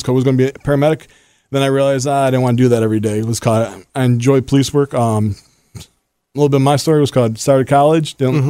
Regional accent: Buffalo, New York, United States; moved away as an adult; now in Chesterfield County, United States; I'm originally from Buffalo, New York. I was recruited down here to Chesterfield.

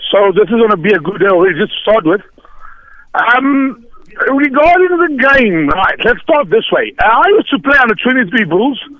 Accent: Heilbron, Free State, South Africa; moved away as an adult; now in East London, South Africa; I'm from the Free State, actually. I used to stay there on Heilbron. I came to East London.

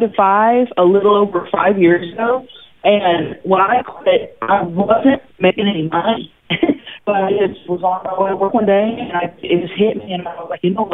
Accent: Thackerville, Oklahoma, United States; growing up in Thackerville, Oklahoma

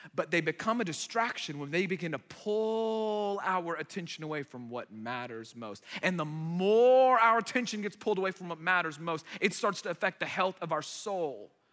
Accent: United States; first language Arabic; English is a second language; they immigrated here to the United States and I was born here

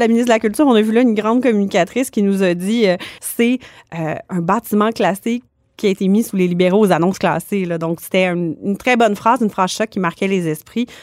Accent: Quebec, Canada; je suis originaire du Saguenay-Lac-Saint-Jean

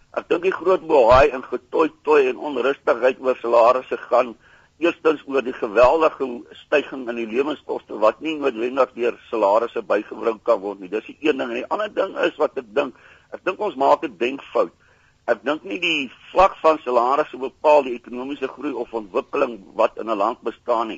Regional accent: South Africa; ons as Suid-Afrikaners

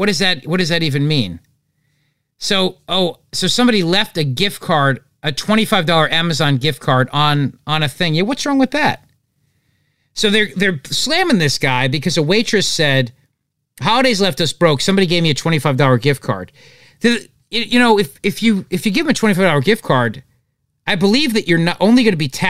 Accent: New Jersey, United States; I'm from New Jersey.

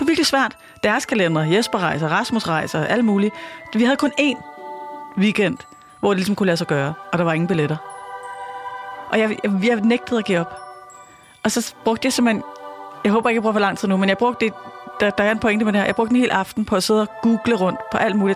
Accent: Birkerød / Holte, Capital Region of Denmark, Denmark; hvor vi flyttede fra Birkerød øh, til et sådan stort hus i Holte

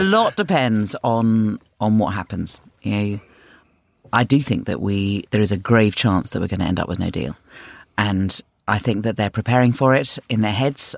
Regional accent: London, United Kingdom; I'm from North London, and yeah, I bought my house twenty-five years ago

